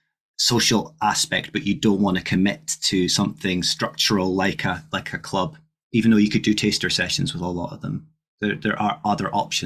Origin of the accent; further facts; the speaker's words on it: Scotland, United Kingdom; myself and Ryan being Scottish